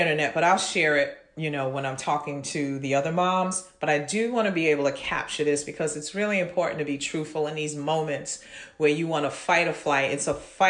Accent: New York City, New York, United States; growing up in Brooklyn, Flatbush Avenue

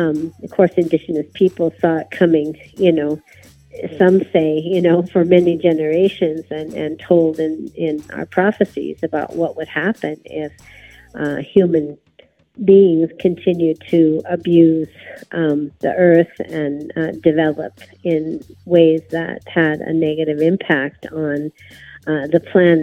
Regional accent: Arizona, United States; also born or lived in Sonora, Mexico; I'm from the Yaqui Nation, and we have the northern part of our nation is in the United States, in Arizona, and the central homeland of our nation is in Sonora, Mexico.

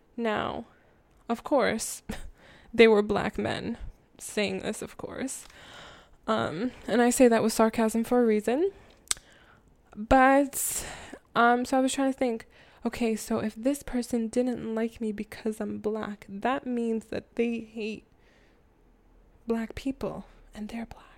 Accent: Jamaica; I'm Jamaican.

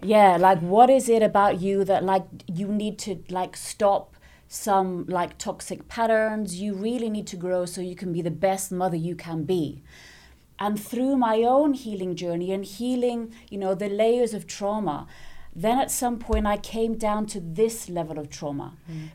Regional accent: Nicosia, Cyprus; also born or lived in London; So I was born there. They stayed a couple of years in London, and then I came back here and I grew up in Nicosia

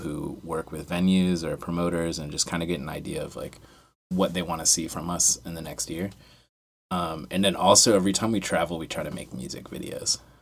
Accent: Frederick, Maryland, United States; also born or lived in West Virginia / Baltimore; we're all from Frederick

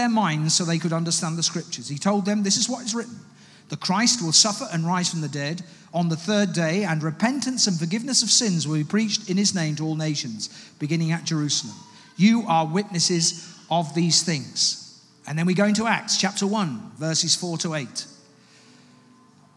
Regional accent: United Kingdom; also born or lived in Ghana (ancestry, Ga and Twi); I'm an African as well as a British person

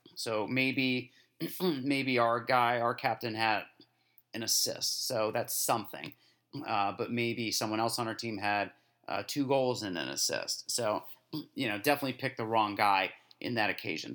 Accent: United States; As an American

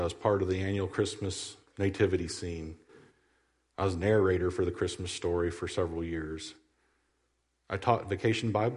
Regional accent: Southwest Missouri, United States; also born or lived in Iowa / Stockton, Missouri / Jericho Springs, Missouri / Lamar, Missouri; I was born in Iowa, raised in Southwest Missouri

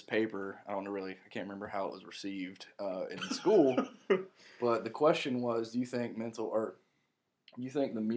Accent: Morganton, North Carolina, United States; my hometown of Morganton, where the Broughton State Hospital is

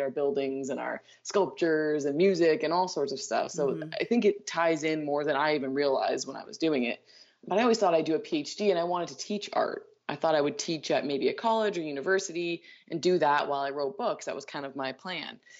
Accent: Canada; I'm Canadian

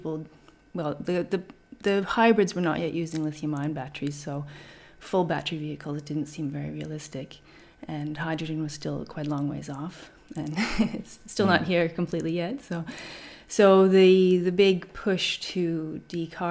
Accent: Canada; moved away as an adult; also born or lived in Vancouver / Germany / France / Brisbane; now in Australia; I'm from Canada

